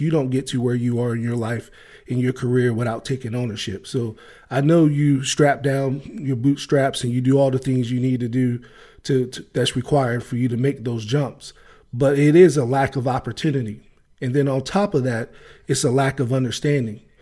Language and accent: English; East Coast, United States; moved away as an adult; now in Los Angeles, United States; I grew up on the East Coast